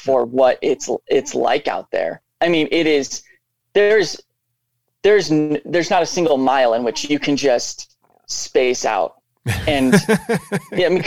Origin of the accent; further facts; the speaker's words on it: Seattle, Washington, United States; moved away as an adult; also born or lived in Montana; I grew up in the Seattle area